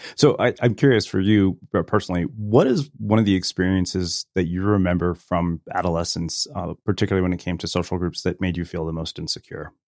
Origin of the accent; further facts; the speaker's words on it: Texas, United States; moved away; also born or lived in California; you grow up as an Indian immigrant in a small Texas town